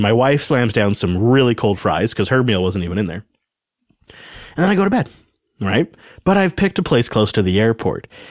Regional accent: Pacific Northwest, United States; we're from the Pacific Northwest, where you don't really have that kind of, like, hanging humidity

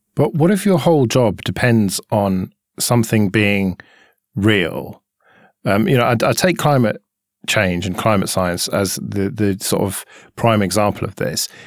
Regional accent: United Kingdom; we don't have that in our food here because we're British.

